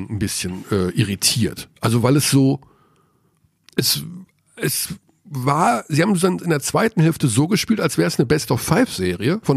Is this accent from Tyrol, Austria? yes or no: yes; Tyrol, Austria; Ja, das wollen unsere, unsere Hörer. Ich bin ja Tiroler.